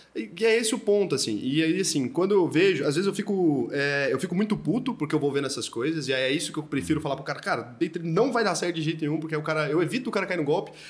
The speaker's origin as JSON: {"language": "Portuguese", "country": "Brazil", "said": "eu como brasileiro, e putz, eu quero viver aqui para sempre, eu não quero mudar daqui"}